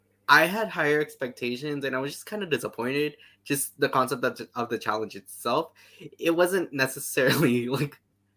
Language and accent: English; Canada; I definitely watched, like, an episode or two as a Canadian.